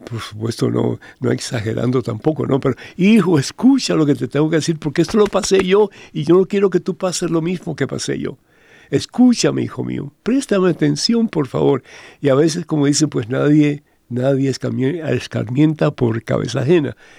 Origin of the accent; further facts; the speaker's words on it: Cuba; moved away; en mi país, en Cuba